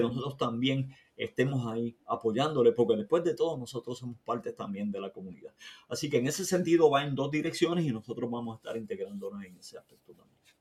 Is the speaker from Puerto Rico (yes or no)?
yes; Maricao, Puerto Rico; moved away as an adult; now in United States; yo viví ininterrumpidamente en Puerto Rico por más de 50 años. Te decía que llegué de los Estados Unidos a Puerto Rico como con 8 años de edad eh, y salí de, de, Puerto Rico cuando tenía 57 años